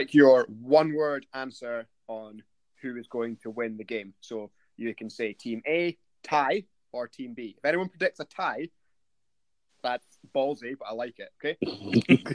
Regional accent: Aberdeen, Scotland, United Kingdom; I'm from Aberdeen

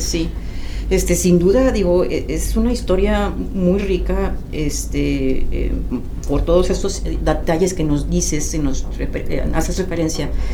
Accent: Mexico; ¿Qué es lo que podemos destacar como mexicanos?

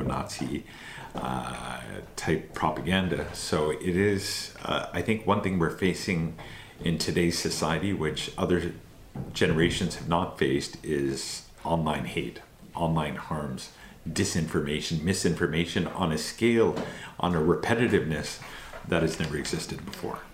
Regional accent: Canada; born in Canada, raised in Canada, but my family is originally from India and Pakistan.

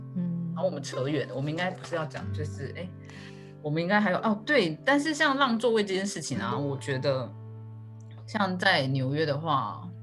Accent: Taiwan; 我们台湾人

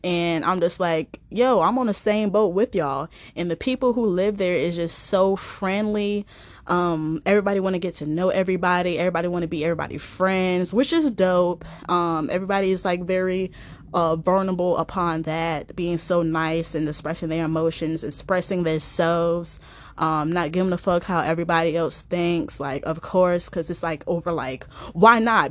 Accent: East Coast, United States; I'm from the East Coast, of the, of the United States

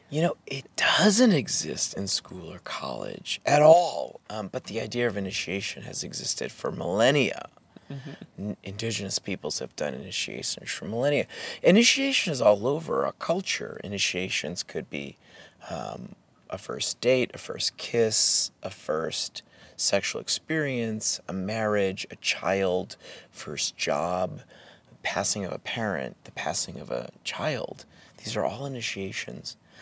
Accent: New Hampshire, United States; growing up in New Hampshire in the 80s

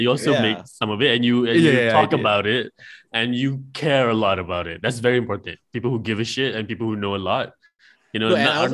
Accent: Malaysia; I'm from Malaysia.

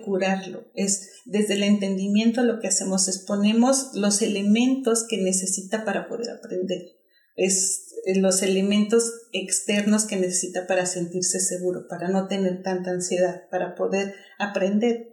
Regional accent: Mexico; moved away as an adult; now in Australia; soy mexicana

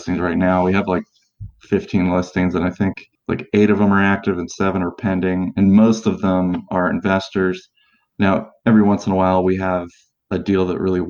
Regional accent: Maryland area, United States; moved away as an adult; now in Indianapolis, United States; We're from the Maryland area

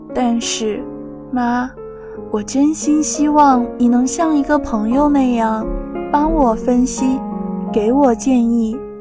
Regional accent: Shanxi, China; moved away as an adult; now in Nanjing, China; 来自山西，我在南京大学

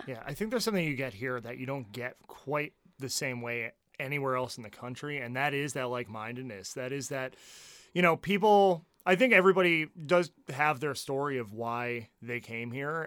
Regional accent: New Jersey, United States; moved away; growing up in New Jersey

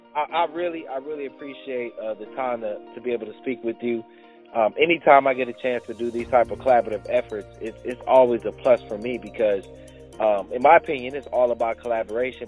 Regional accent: Los Angeles, California, United States; I grew up in South Central Los Angeles

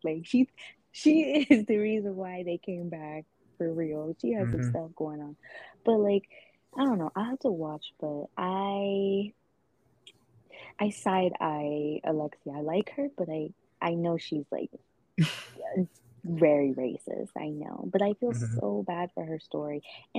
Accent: Atlanta, Georgia, United States; let's go travel up to Atlanta, my hometown.

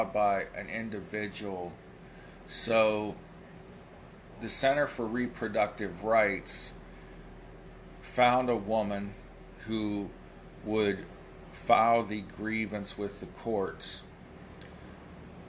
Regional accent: United States; I'm an American

